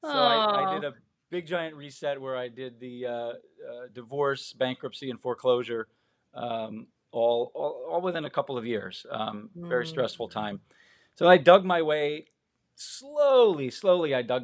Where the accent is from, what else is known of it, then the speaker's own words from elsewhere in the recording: Midwest, United States; I'm from the Midwest originally, moved around a ton as a kid. I think 11 times before I was 15.